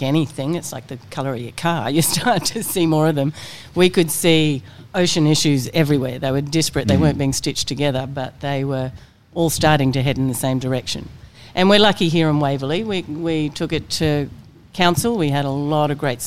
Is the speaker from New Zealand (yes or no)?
yes; New Zealand; now in Australia; I come from New Zealand. So I'd grown up on the water